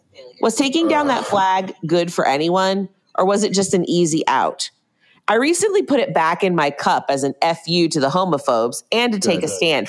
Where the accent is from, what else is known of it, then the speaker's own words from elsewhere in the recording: Oklahoma, United States; I also moved out of state for a job I secured in a rural area in the Midwest. I'm from Oklahoma.